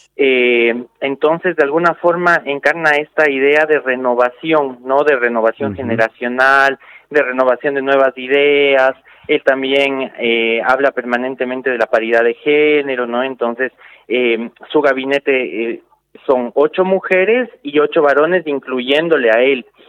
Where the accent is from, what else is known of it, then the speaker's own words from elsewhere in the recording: Ecuador; now in Salta, Argentina; nosotros y nosotras como ecuatorianos